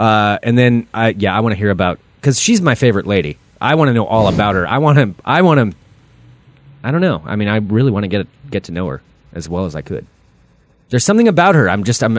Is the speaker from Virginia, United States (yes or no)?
no; Salem, Oregon, United States; now in Portland, United States; I grew up around Salem.